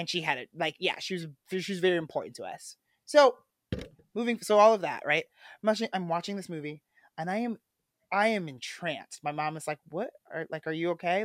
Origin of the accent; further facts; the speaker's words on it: Midwest, United States; as a boy growing up in the Midwest